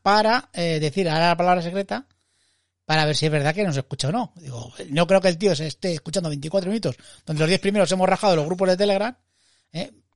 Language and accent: Spanish; Madrid, Community of Madrid, Spain; estar en una terraza como buen madrileño y madrileñando